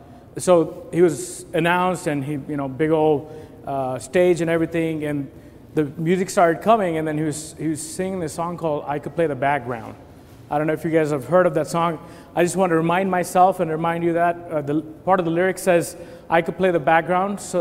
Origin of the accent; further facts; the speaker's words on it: India; moved away as an adult; I was born and raised in India. I'm an Indian national, and I, 20 years of my life, I lived in India before